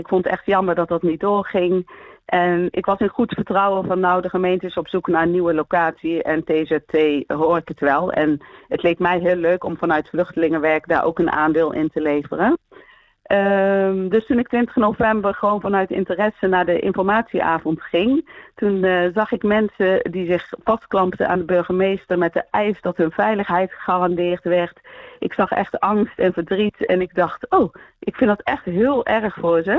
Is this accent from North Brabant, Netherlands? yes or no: yes; Eindhoven, North Brabant, Netherlands; now in Houten, Netherlands; ik ben geboren en getogen in Eindhoven, maar mijn ouders zijn allebei geboren in Marokko